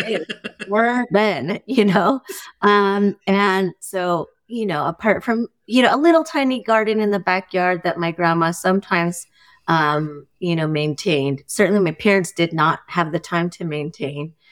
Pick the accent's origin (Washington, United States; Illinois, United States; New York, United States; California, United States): California, United States; Union City; I grew up in the East Bay in Union City, California when it was no longer farmland